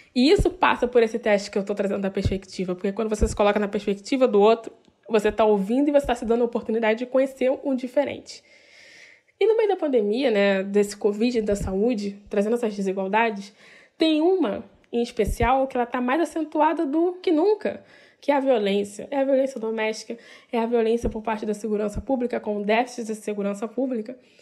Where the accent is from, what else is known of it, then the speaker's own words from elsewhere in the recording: Rio de Janeiro, Brazil; Eu sou do Rio de Janeiro